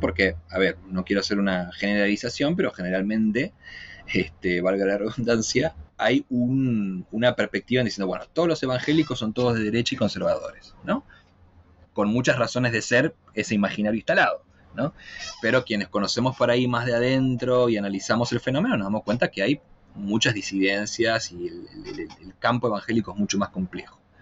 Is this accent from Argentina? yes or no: yes; Argentina; moved away as an adult; now in Chile; soy argentino, pero vivo ya hace ocho años eh, en Chile